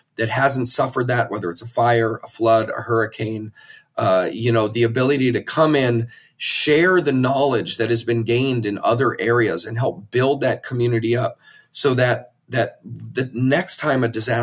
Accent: Maui, Hawaii, United States; I'm born and raised on Maui

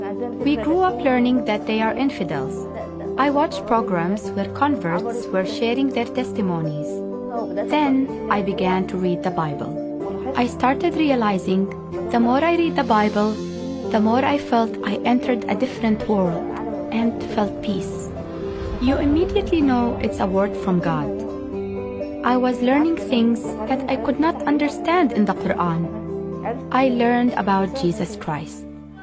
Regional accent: Egypt; I'm a pharmacist from Egypt. I grew up Muslim in a Muslim family.

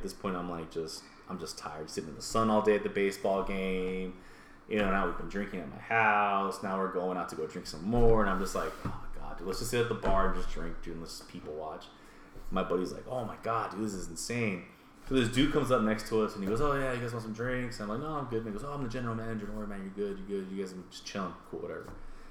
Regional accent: Mexico; I'm Mexican.

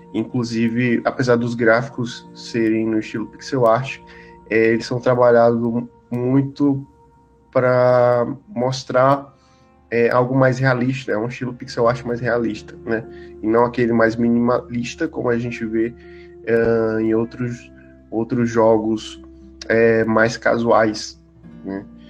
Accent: Piauí, Brazil; Que é a minha cidade natal, é, no Piauí

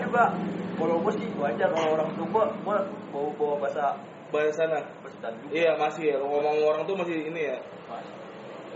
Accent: Lampung, Indonesia; now in Jakarta, Indonesia; gua dari Lampung

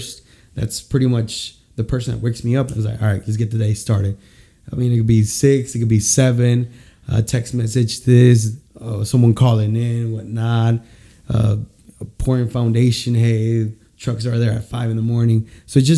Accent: San Luis Potosí, Mexico; moved away; I'm from San Luis Potosí

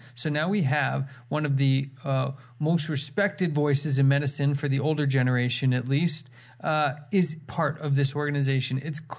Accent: California, United States; now in Canada; I was from California before I moved to Canada.

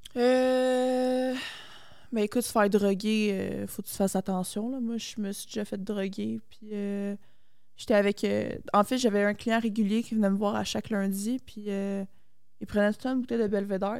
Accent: Mascouche, Quebec, Canada; moi, j'étais une petite fille, genre de banlieue. Moi, je viens de Mascouche

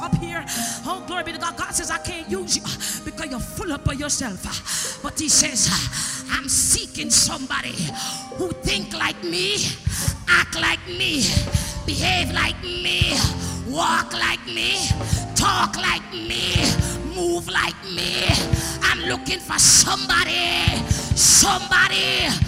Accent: Jamaica; I'm from Jamaica

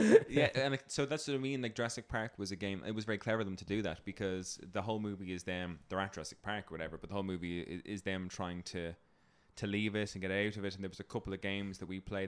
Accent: Ireland; as an Irish person

